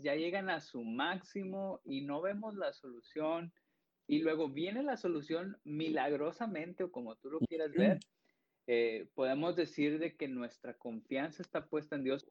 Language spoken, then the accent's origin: Spanish; Piedras Negras, Coahuila, Mexico; also born or lived in Sabinas; yo soy de Piedras, yo vivo en Piedras